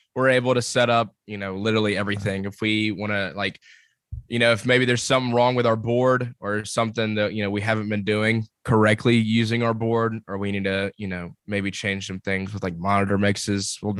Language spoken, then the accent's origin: English; Columbus, Georgia, United States; now in Auburn, United States; I'm from Columbus, Georgia